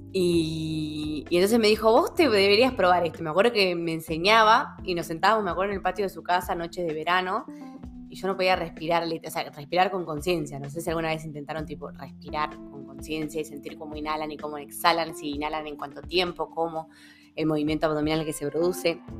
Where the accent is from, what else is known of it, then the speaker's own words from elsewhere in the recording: Salta, Argentina; also born or lived in Buenos Aires; Soy de acá de Salta. Nací en Betam.